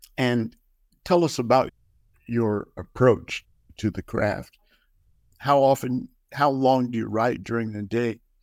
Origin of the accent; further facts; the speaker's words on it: New Mexico, United States; I grew up in New Mexico